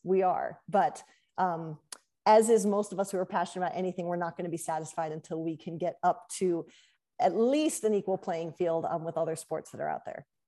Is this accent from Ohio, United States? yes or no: yes; Columbus, Ohio, United States; I grew up in Columbus